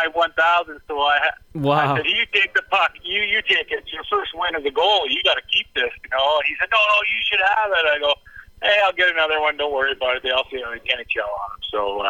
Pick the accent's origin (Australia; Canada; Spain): Canada; Chemainus, British Columbia; moved away as an adult; also born or lived in Los Angeles; Growing up in Shermaine